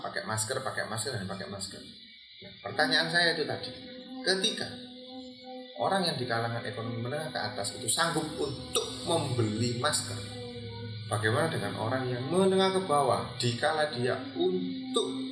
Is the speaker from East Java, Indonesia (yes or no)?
yes; Pandaan, East Java, Indonesia; saya dari Pandaan